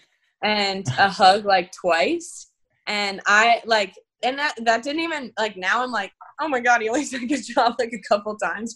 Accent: Florida, United States; growing up in Florida, I've always been like very much like you finish school, you go to NCAA

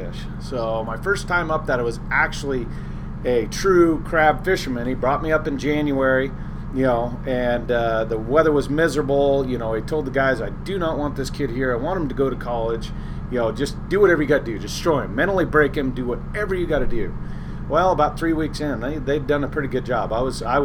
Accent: Walla Walla, Washington, United States; also born or lived in Kodiak, Alaska; I was born in Walla Walla, Washington in 1974.

